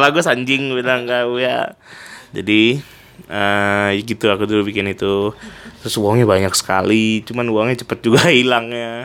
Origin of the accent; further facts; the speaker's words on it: Pontianak, West Kalimantan, Indonesia; moved away as an adult; also born or lived in Bandung; now in Jakarta, Indonesia; Aku kan besarnya di Pontianak